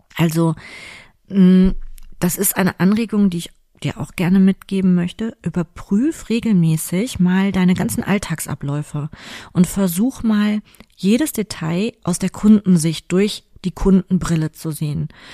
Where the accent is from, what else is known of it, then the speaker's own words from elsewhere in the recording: Cologne, North Rhine-Westphalia, Germany; hier bei uns in Köln, direkt am Rheinufer